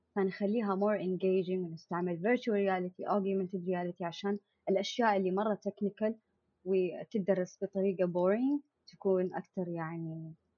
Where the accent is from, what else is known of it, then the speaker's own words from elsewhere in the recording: Jeddah, Makkah Province, Saudi Arabia; moved away as an adult; now in Eastern Province, Saudi Arabia; انا مولوده في جده اهلي كلهم في جده